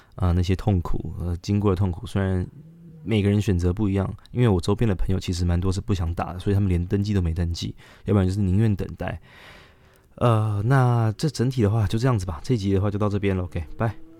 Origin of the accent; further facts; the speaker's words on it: Taiwan; 我们台湾人